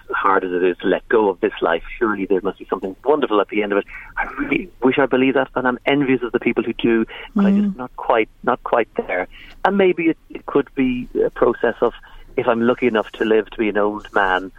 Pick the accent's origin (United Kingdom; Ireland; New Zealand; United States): Ireland; Monaghan, Ulster; we're from Monaghan